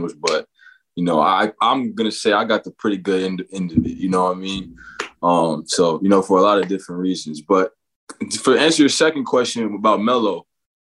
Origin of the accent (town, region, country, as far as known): Arlington, Texas, United States; born or raised there; also born or lived in Dallas, Texas